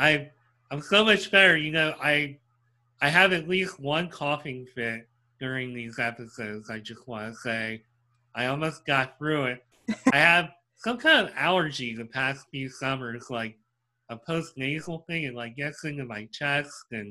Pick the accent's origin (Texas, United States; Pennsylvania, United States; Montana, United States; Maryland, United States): Pennsylvania, United States; growing up in Pennsylvania